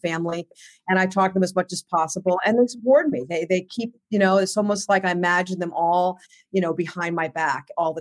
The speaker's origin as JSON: {"language": "English", "region": "Southern New Hampshire", "country": "United States", "tie": "born or raised there", "said": "I grew up in Southern New Hampshire."}